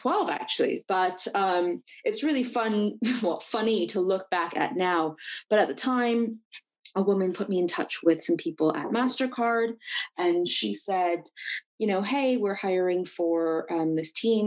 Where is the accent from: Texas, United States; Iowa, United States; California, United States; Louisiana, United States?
California, United States; Silicon Valley; I'm actually from Silicon Valley. Yes, people do grow up and live here. So I was born and raised here